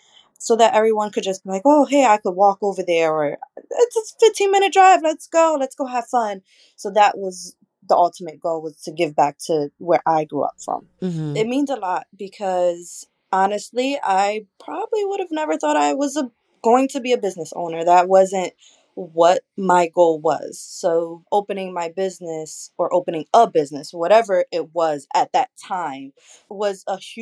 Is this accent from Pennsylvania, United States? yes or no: yes; Philadelphia, Pennsylvania, United States; I was born and raised around the Kensington area